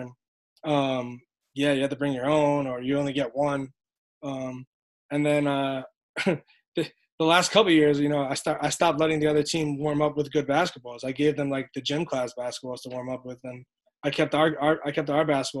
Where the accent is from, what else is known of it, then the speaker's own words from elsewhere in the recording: New York City, New York, United States; I grew up right there on Flappish